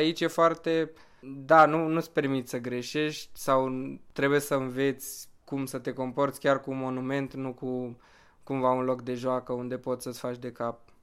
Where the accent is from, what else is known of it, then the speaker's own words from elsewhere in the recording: Bucharest, Romania; sunt din București, am 23 de ani și vin de 4 ani